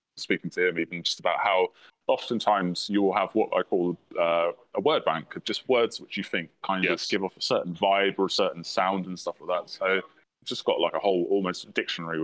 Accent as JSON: {"language": "English", "town": "Oxford", "region": "South East England", "country": "United Kingdom", "moved": "yes", "said": "I come from Oxford originally"}